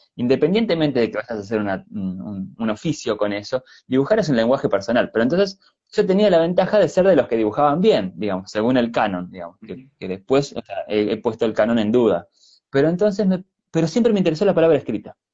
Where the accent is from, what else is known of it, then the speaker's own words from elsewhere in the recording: Argentina; also born or lived in Chile; now in Montevideo, Uruguay; yo nací en Argentina, pero vivo en Uruguay desde hace mucho tiempo